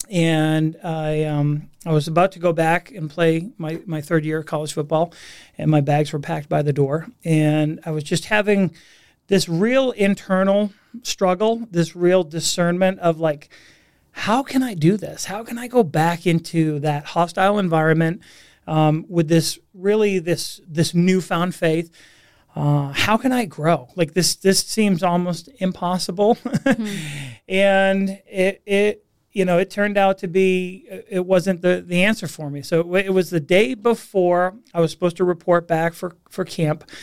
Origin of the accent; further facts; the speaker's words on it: Massachusetts, United States; accent: Boston; So I grew up uh, right outside Boston, Massachusetts. So uh, a New England native. Um, lost my Boston accent being out here for 20 years or so.